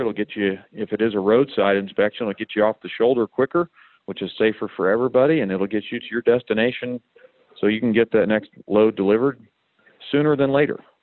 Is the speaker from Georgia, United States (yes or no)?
no; Missouri, United States; now in Kansas, United States; I grew up over in Missouri